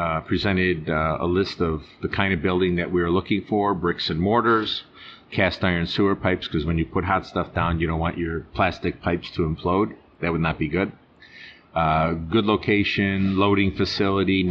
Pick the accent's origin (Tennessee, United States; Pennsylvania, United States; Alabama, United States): Pennsylvania, United States; Norristown; I'm from Norristown